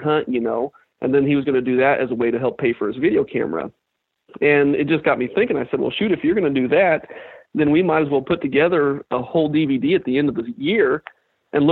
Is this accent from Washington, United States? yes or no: no; Kansas, United States; I grew up in Kansas